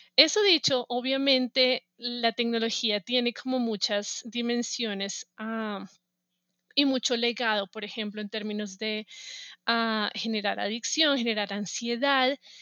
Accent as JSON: {"language": "Spanish", "region": "Bogotá", "country": "Colombia", "tie": "born or raised there", "moved": "as an adult", "lives_now": "United States", "said": "yo soy de Bogotá, ah, nací, crecí y estudié en Bogotá"}